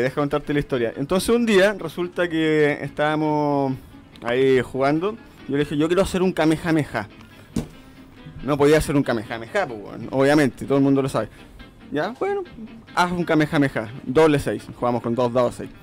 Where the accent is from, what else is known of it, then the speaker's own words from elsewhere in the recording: Coquimbo, Chile; moved away as an adult; now in Santiago, Chile; Yo soy de Coquimbo, ah. me vine a estudiar para Santiago